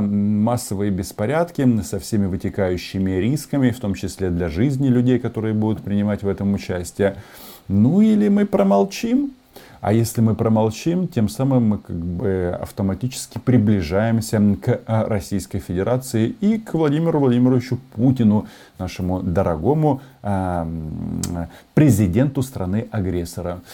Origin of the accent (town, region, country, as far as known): Ukraine